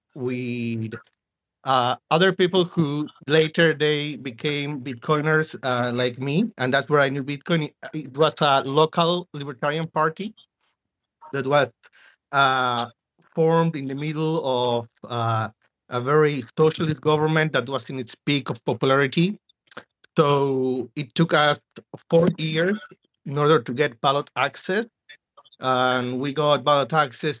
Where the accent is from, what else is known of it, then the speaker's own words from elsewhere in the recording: Buenos Aires, Argentina; I was born and raised in Buenos Aires, Argentina, in the capital.